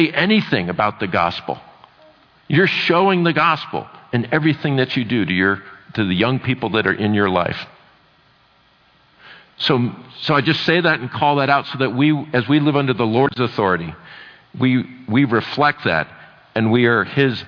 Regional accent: United States; I'm from America

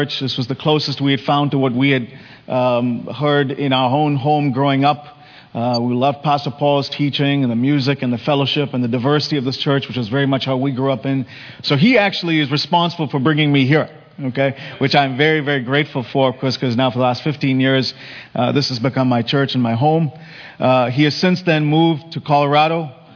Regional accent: India; moved away; when we grew up in India

